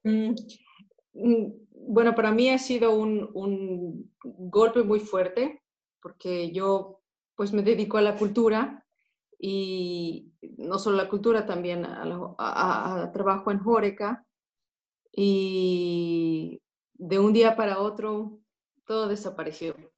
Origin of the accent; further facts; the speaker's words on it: Mexico City, Mexico; moved away as an adult; now in Netherlands; yo soy mexicana de la Ciudad de México